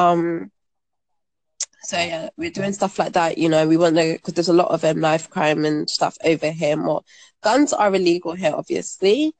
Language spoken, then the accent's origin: English; London, United Kingdom; I'm in West London right now. I'm from Northwest London